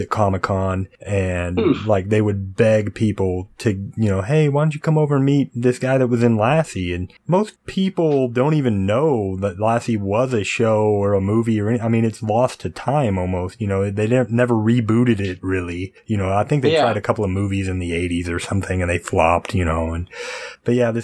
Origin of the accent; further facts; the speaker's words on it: United States; my hometown, you know, Oklahoma, Texas, those kind of type of areas